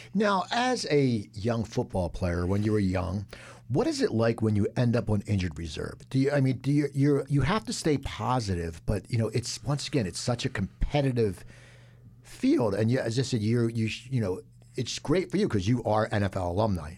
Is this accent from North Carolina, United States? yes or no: no; Cherry Hill, New Jersey, United States; I grew up in Cherry Hill